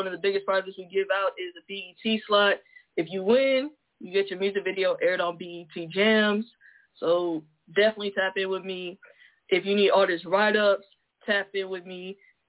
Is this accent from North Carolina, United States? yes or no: yes; North Carolina, United States; I'm from North Carolina, straight out of the 252.